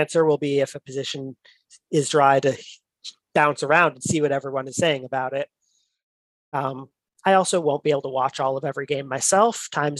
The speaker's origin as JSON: {"language": "English", "country": "United States", "said": "as an American chess fan"}